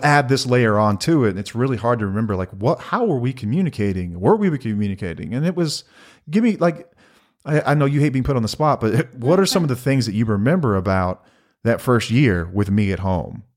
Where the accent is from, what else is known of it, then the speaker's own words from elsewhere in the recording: North Texas, United States; we're from North Texas and grew up Texas Rangers fans